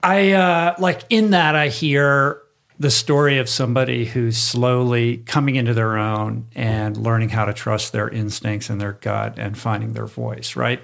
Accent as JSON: {"language": "English", "region": "Michigan", "country": "United States", "moved": "yes", "said": "I'm originally from Michigan"}